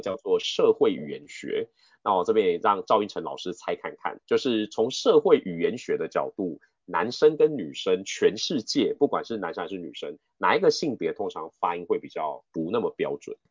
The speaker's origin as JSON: {"language": "Chinese", "country": "Taiwan", "tie": "born or raised there", "first_language": "Mandarin", "said": "我自己在台湾学英文的，我从来没有出国过"}